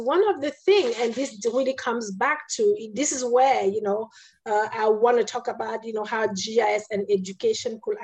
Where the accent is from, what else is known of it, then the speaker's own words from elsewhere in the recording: Cameroon; moved away; I was born in Cameroon, in a country that was, you know, colonized by France, right? I went to school in Catholic school.